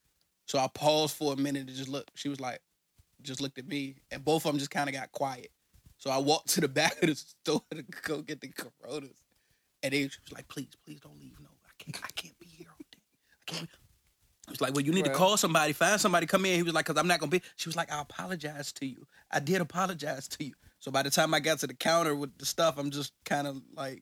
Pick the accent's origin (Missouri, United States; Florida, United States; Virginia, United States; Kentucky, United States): Virginia, United States; Richmond; I'm from Richmond, so shout out to everybody in Capital City.